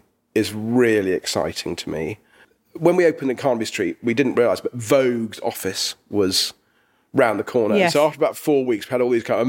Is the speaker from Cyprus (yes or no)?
no; England, United Kingdom; which was sometimes difficult because we're English.